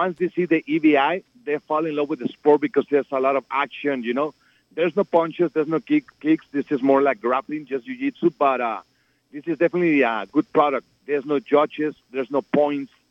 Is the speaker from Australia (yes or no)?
no; Ciudad Juárez, Chihuahua, Mexico; also born or lived in El Paso; I was born and raised in Juarez